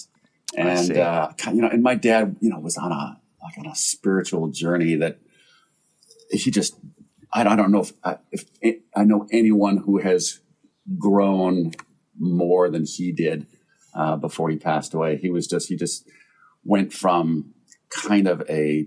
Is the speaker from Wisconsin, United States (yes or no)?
yes; Wisconsin, United States; also born or lived in Dearborn, Michigan; I didn't grow up in Michigan. I grew up in Wisconsin. I was born in Michigan. I was born outside of Detroit